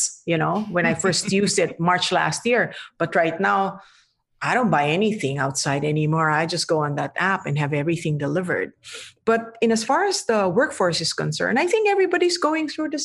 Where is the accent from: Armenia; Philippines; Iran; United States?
Philippines; I'm Filipino